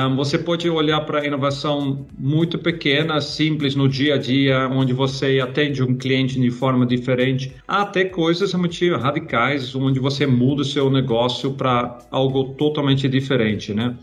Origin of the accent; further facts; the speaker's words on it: Netherlands; Portuguese is a second language; moved away as an adult; now in Brazil; lá na Holanda, né? É, onde meu país natal